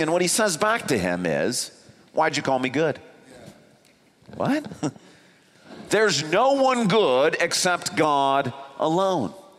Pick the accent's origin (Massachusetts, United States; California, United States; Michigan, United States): Michigan, United States; East Grand Rapids; I grew up in East Grand Rapids